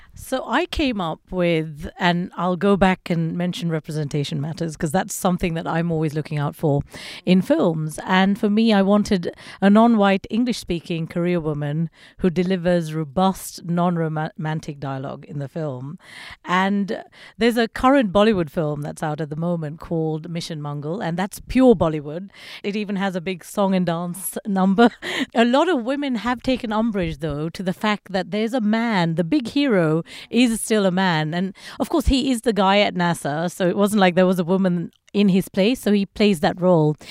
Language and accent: English; Sri Lanka; I was born in Sri Lanka, and it's a country that's gone through you know, Civil War.